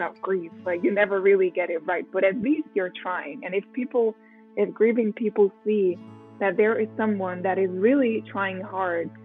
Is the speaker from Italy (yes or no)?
yes; Rome, Lazio, Italy; English is a second language; moved away as an adult; now in Munich, Germany; I was born in Rome. So I'm a native Italian. Okay. And I was raised and I lived there for 18 years